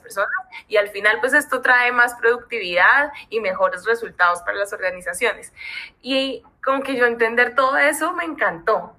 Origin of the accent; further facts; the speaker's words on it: Colombia; now in Mexico; vivo en México, soy colombianísima